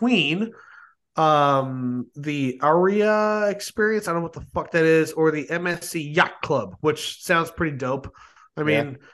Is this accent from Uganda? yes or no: no; United States; I'm an American